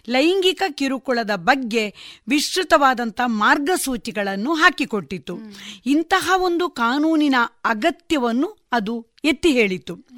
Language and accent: Kannada; Belthangady taluk, Karnataka, India; also born or lived in Ujire / Mangalore; now in Puttur, India; ನನ್ನ ಬಾಲ್ಯದ ಸಂದರ್ಭದ ಎಲ್ಲ ಎಜುಕೇಷನ್ಗಳನ್ನು ನಾನು ಬೆಳ್ತಂಗಡಿ ತಾಲೂಕಿನಲ್ಲಿ